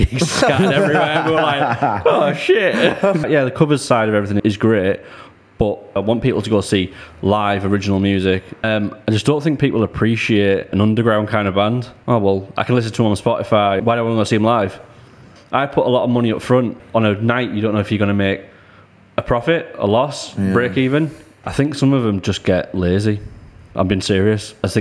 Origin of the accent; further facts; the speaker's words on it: Middlesbrough, North East England, United Kingdom; moved away as an adult; now in Blackpool, United Kingdom; I'm originally from Middlesbrough.